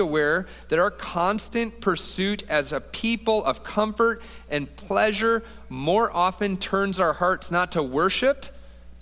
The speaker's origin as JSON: {"language": "English", "town": "Toledo", "region": "Ohio", "country": "United States", "moved": "yes", "lives_now": "Columbus, United States", "said": "We're from Toledo, Ohio, Ashley"}